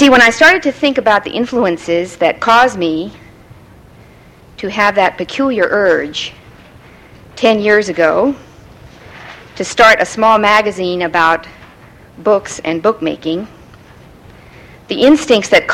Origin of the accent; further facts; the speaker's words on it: California, United States; also born or lived in the East (US); Being a Californian